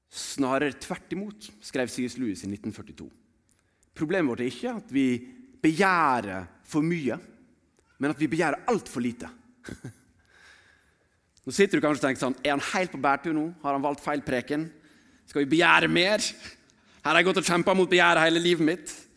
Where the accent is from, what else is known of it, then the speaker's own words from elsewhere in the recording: Sotra, Vestland, Norway; Jeg vokste opp på Sotra.